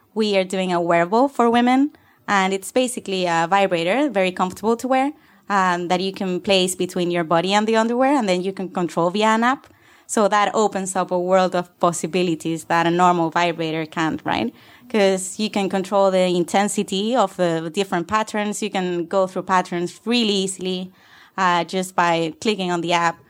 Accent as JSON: {"language": "English", "region": "Canary Islands", "country": "Spain", "also_born_or_lived": "Barcelona, Spain", "moved": "as an adult", "lives_now": "London, United Kingdom", "said": "I come from the Canary Islands"}